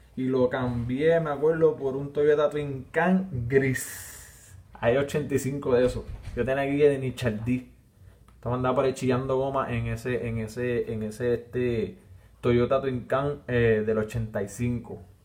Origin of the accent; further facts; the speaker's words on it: Villalba, Puerto Rico; accent: arrastro la R; soy de Villalba y arrastro la R